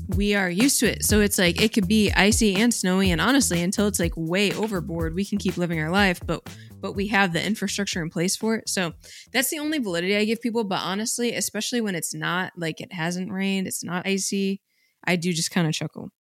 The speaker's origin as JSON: {"language": "English", "region": "New York", "country": "United States", "moved": "yes", "said": "I'm from New York"}